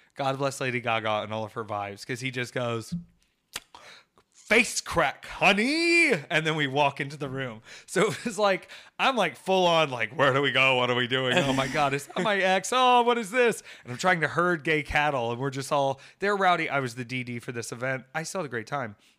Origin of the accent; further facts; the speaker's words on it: Atlanta, Georgia, United States; also born or lived in University of South Carolina; an Atlanta native